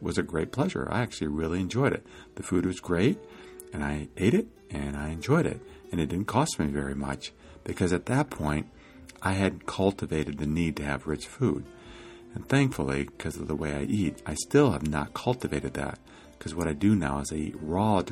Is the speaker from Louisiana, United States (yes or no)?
no; Iowa, United States; now in California, United States; I grew up in Iowa